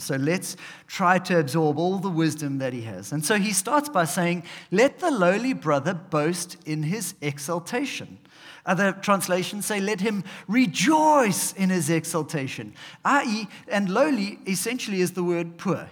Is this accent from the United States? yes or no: no; South Africa; we are South African